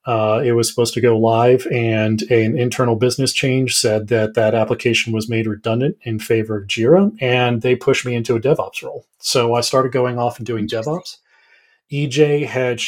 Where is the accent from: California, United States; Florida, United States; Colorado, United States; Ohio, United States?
Colorado, United States; also born or lived in Southwest Virginia; born and raised here in Colorado